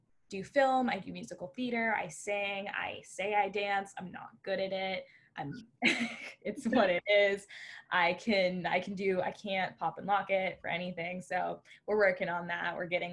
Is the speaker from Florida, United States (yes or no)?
yes; Orlando, Florida, United States; now in Fort Lauderdale, United States; I was born in Orlando, Florida